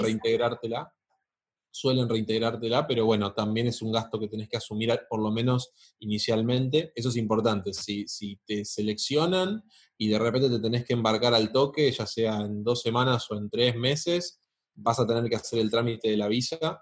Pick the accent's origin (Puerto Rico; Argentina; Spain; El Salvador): Argentina; como argentino